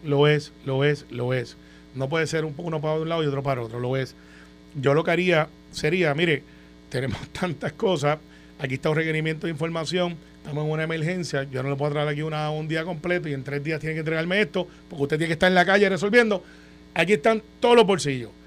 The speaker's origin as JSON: {"language": "Spanish", "country": "Puerto Rico", "said": "Como buen puertorriqueño"}